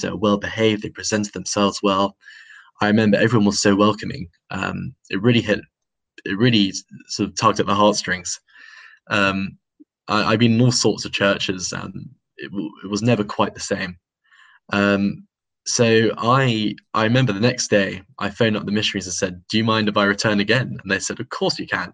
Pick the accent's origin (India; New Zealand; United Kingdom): United Kingdom; London; was born in London um, to a to um, a, quite a religious family